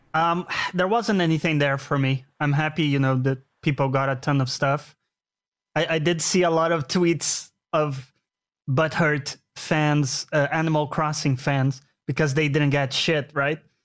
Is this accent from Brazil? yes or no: yes; Brazil; moved away; I'm from Brazil